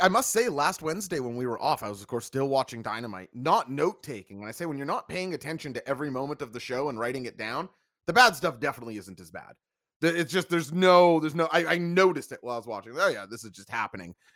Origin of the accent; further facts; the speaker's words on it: Portugal; my home country of Portugal. You know that I, I come from a lineage of people who love to go and get fresh baked bread